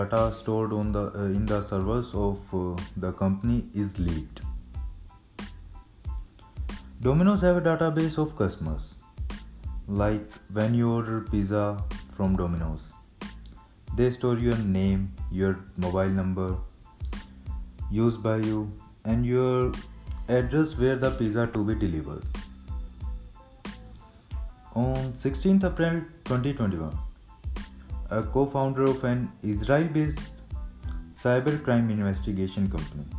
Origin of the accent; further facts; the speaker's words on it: Rohtak, Haryana, India; also born or lived in Punjab; from Rohtak, Haryana